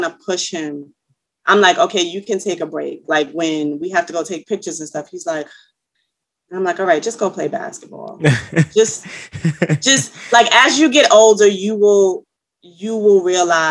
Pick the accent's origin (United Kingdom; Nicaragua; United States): United States; New York City, New York; I'm from New York. I'm a Bronx native, Soundview area.